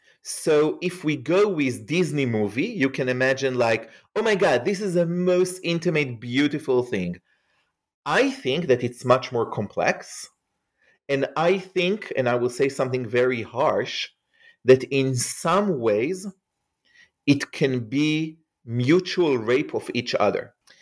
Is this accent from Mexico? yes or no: no; Israel; English is a second language; moved away; So as you can hear probably from my accent, I am not an American. I grew up in Israel. I grew up in an ultra-Orthodox Hasidic community, which is the more extreme community inside the Jewish tradition.